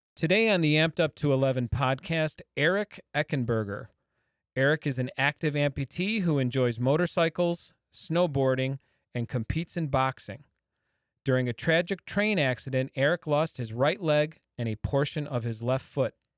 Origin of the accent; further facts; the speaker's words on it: Midwest, United States; a Midwesterner like myself